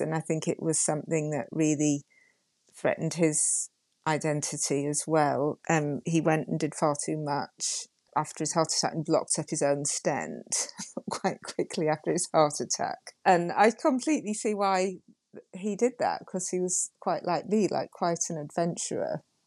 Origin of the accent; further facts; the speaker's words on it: Yorkshire and the Humber, United Kingdom; I'm from Yorkshire